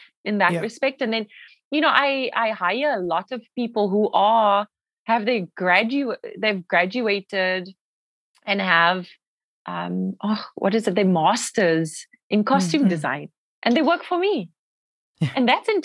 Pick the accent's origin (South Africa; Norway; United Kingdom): South Africa; moved away as an adult; also born or lived in Los Angeles, United States; now in United States; I'm South African